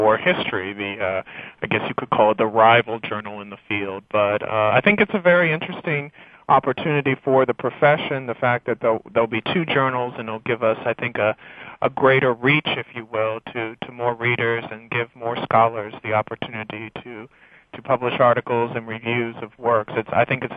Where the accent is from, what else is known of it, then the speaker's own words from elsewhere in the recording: Williamsport, Pennsylvania, United States; moved away as an adult; also born or lived in Philadelphia, Pennsylvania / Mississippi; now in Emporia, United States; I was born in Philadelphia, Pennsylvania, actually. Grew up in Williamsport, Pennsylvania, the home of Little League Baseball.